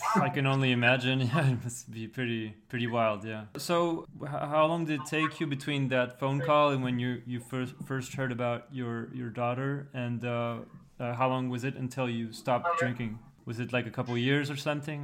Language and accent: English; Paris, Île-de-France, France; English is a second language; I'm 33 years old from Paris, France